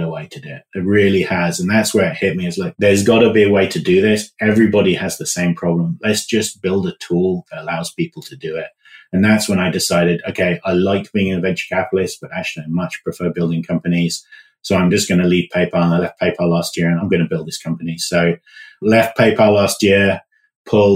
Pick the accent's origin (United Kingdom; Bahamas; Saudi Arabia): United Kingdom; moved away; So as you can tell from my accent, I'm from the UK originally